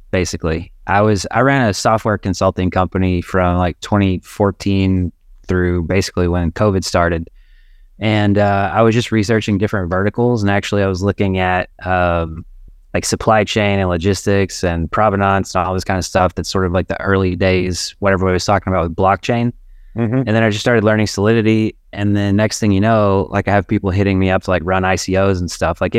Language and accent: English; Arkansas, United States; now in Chicago, United States